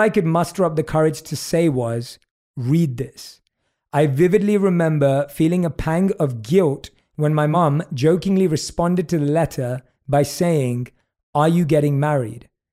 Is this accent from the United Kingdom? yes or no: yes; United Kingdom; accent: British; my British accent